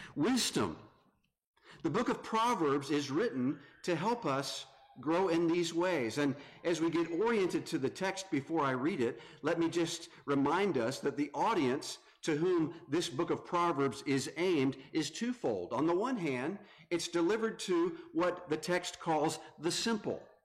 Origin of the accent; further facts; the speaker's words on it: North Carolina, United States; moved away as an adult; now in Grand Rapids, United States; I am from North Carolina, moved up to the Grand Rapids area.